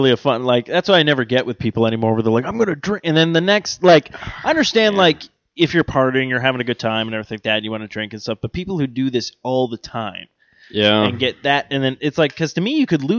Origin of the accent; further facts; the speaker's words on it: Ireland; I like Jaeger, actually. I'm Irish. I drink anything.